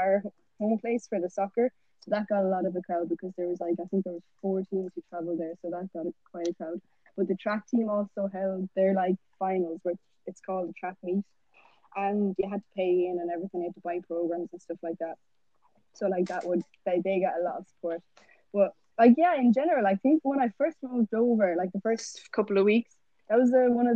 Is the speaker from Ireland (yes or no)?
yes; Ireland; first language English; moved away as an adult; now in United States; in Ireland, don't they speak Swedish?" And I was like, no, English is my first language